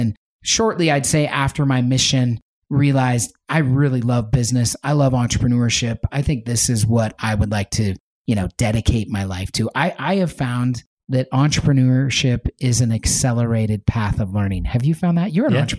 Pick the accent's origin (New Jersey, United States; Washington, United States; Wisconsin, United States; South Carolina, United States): Washington, United States; Spokane; I grew up in Spokane. I moved around a little bit as a youngster, but spent most of my time in the beautiful Pacific Northwest, Spokane, Washington.